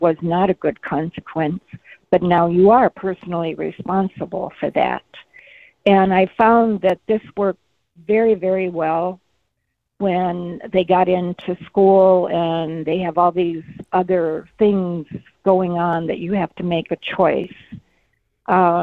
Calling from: Mesa, Arizona, United States; I'm calling from Mesa.

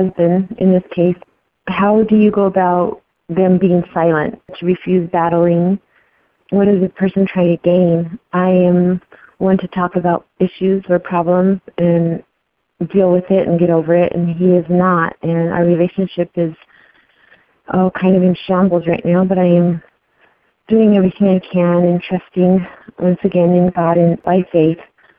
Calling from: Arizona, United States; Hi, Randy. I'm listening from Arizona

